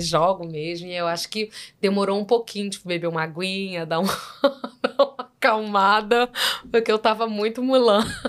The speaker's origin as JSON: {"language": "Portuguese", "region": "Rio de Janeiro", "country": "Brazil", "accent": "carioca", "said": "você acha que eu sou muito carregada? como, como carioca"}